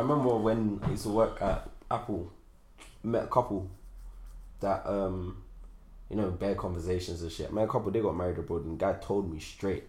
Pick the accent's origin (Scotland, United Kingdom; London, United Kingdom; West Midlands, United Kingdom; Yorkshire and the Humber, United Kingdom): London, United Kingdom; I'm born and raised in London.